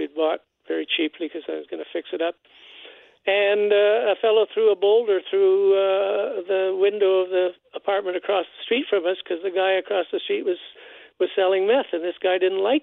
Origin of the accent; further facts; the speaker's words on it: Winnipeg, Manitoba, Canada; I grew up in River Heights, you know, a nice middle-class white guy going to Westworth United Church